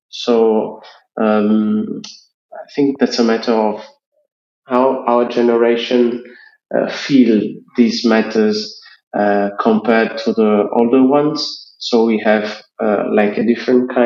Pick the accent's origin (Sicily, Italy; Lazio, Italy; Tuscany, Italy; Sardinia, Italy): Sardinia, Italy; I'm a 30 years old worker from Sardinia, from Italy.